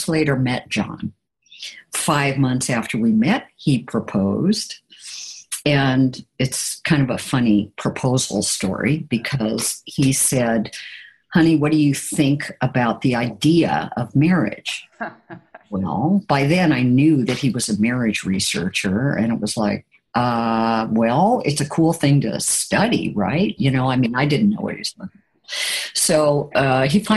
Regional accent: Portland, Oregon, United States; moved away as an adult; also born or lived in Boston / Calcutta; Then came back to Oregon, and which was my home. I'm originally from Portland, Oregon.

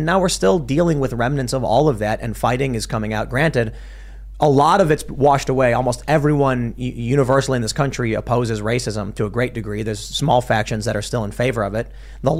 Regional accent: Virginia, United States; And the word United States does too, but I was born in Virginia, so I choose that word.

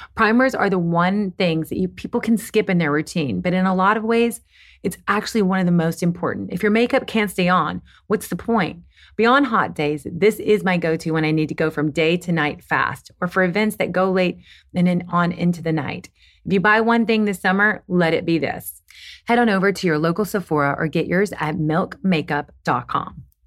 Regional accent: Kentucky, United States; I'm from Kentucky

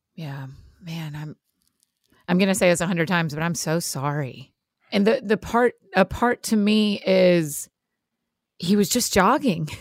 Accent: Georgia, United States; I grew up in Georgia

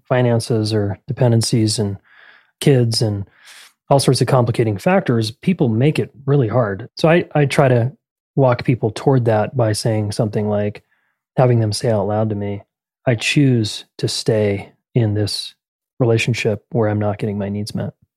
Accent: Salt Lake City, Utah, United States; I'm from Salt Lake City, Utah originally, born and raised

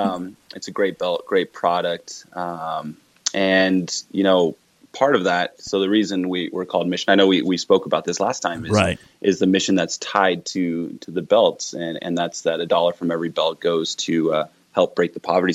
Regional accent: Colorado, United States; now in Orem, Utah, United States; I'm originally from Colorado, and we get pretty good snow out there

